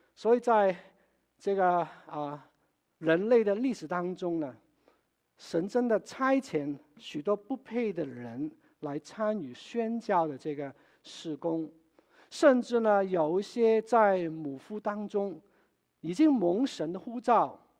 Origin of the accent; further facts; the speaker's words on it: Wenzhou, Zhejiang, China; moved away; 我的故乡，温州